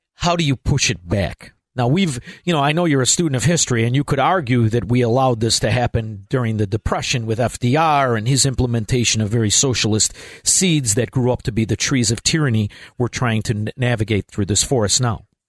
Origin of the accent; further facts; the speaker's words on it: Chicago, Illinois, United States; I grew up in Chicago, Illinois